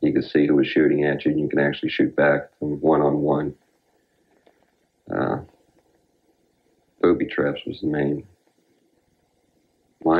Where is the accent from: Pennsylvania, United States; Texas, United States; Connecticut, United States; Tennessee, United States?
Pennsylvania, United States; I was from Pennsylvania.